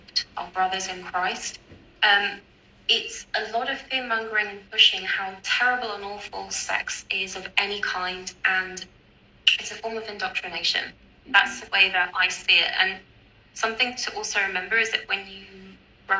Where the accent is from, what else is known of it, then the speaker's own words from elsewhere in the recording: United Kingdom; because I'm British and I grew up in the UK